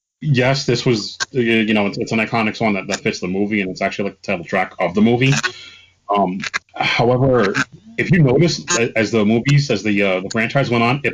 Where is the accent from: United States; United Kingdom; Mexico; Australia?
United States; New York City, New York; also born or lived in Bergen County, New Jersey; growing up in the Bronx